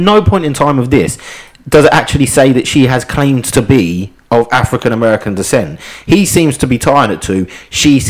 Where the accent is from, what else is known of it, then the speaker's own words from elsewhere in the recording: Ipswich, East of England, United Kingdom; I grew up in Ipswich